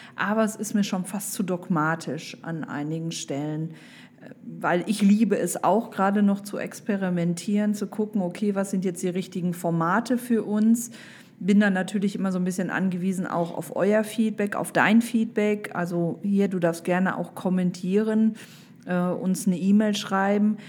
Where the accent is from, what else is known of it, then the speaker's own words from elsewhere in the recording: Düsseldorf, North Rhine-Westphalia, Germany; ich komme aus Düsseldorf